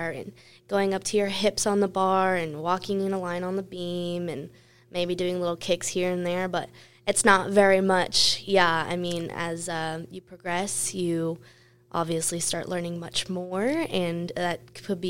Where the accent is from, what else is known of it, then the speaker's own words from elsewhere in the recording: Las Vegas, Nevada, United States; I was born and raised in Las Vegas